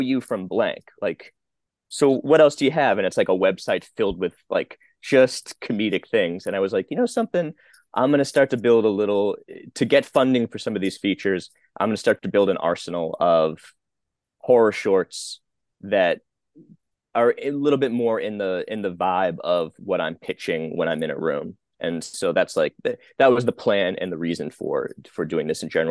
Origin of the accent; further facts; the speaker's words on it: Boston, Massachusetts, United States; moved away; I'm from Boston, Massachusetts